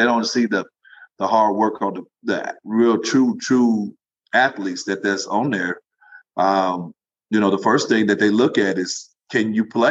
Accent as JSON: {"language": "English", "region": "Kentucky", "country": "United States", "also_born_or_lived": "Jacksonville, Alabama / Athens, Tennessee / Houston, Texas", "moved": "as an adult", "said": "I'm actually from Kentucky"}